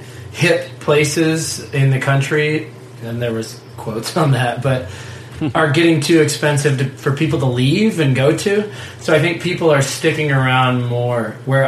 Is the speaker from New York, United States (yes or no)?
no; Fremont, Ohio, United States; now in Tucson, United States; I'm from Fremont.